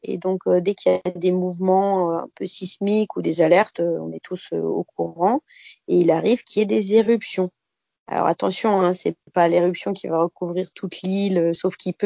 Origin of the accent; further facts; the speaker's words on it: Bas-Rhin, Alsace, Grand Est, France; moved away as an adult; now in Saint-Pierre, Réunion; j'ai 30 ans et en fait je viens d'Alsace, plus exactement du bas